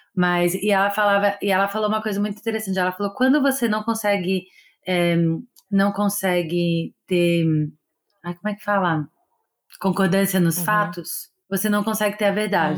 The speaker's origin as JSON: {"language": "Portuguese", "country": "Brazil", "moved": "as an adult", "lives_now": "Los Angeles, United States", "said": "eu sou do Brasil"}